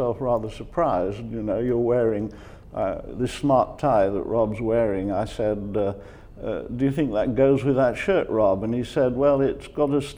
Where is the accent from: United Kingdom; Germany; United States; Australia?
United Kingdom; Leeds, Yorkshire and the Humber; I was born in Yorkshire, in Leeds